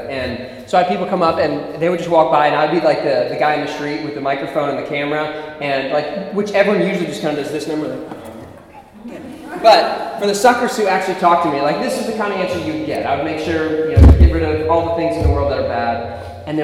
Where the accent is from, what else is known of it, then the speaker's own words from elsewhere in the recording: Philadelphia, Pennsylvania, United States; moved away; also born or lived in Ohio, United States; So I was born in West Philadelphia. That's where I was born and raised.